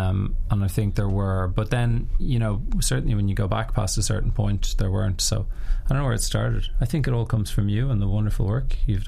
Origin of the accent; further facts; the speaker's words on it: Ireland; I certainly come from a generation which is hampered slightly by being Irish.